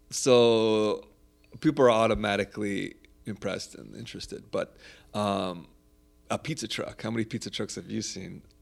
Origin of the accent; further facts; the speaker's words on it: Irvine, California, United States; also born or lived in Los Angeles County, California / Italy; i'm half sicilian and half polish okay so but I, i'm raised born and raised in Southern California. Right born in LA County, but we were living in Orange County. So basically, I'm an OC boy.